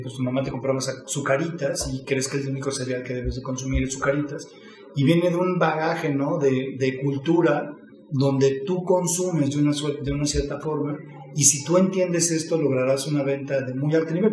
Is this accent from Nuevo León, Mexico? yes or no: no; Mexico City, Mexico; nací en la Ciudad de México en 1976, en un hogar de cinco hermanos